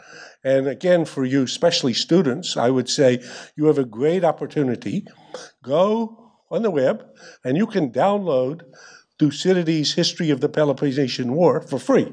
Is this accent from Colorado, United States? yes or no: no; North Carolina, United States; I come from North Carolina